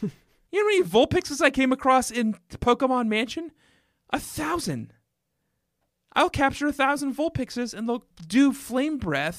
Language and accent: English; Colorado, United States; moved away; also born or lived in Minnesota; I grew up in Colorado.